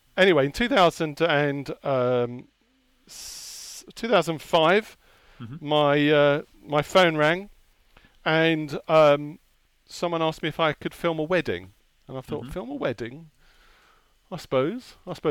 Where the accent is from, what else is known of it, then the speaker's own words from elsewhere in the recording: Hertfordshire, East of England, United Kingdom; also born or lived in Enfield, London; I was born in North London, in Enfield. I grew up in Hertfordshire.